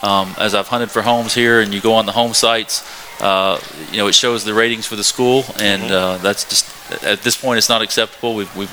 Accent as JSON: {"language": "English", "town": "Ashland", "region": "Kentucky", "country": "United States", "tie": "born or raised there", "said": "have spent most of my life living right along the river. I grew up in Ashland, Kentucky."}